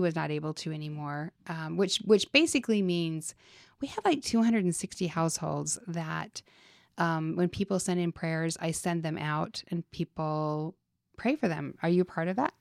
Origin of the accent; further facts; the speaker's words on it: Salt Lake City, Utah, United States; moved away as an adult; now in Las Vegas, United States; growing up in Utah